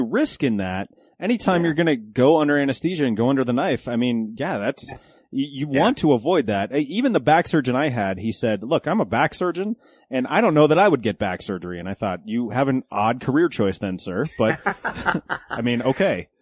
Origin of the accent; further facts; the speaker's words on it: Golden, Colorado, United States; I grew up in Golden, so just west of of the city